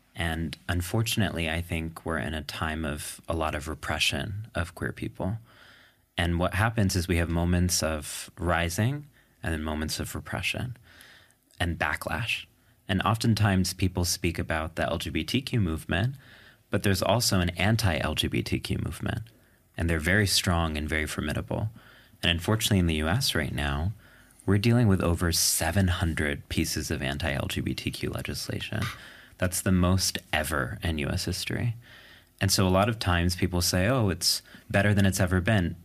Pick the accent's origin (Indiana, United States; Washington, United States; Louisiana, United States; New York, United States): New York, United States; New York City; when I say I'm from New York, what I mean is specifically a New York City diner table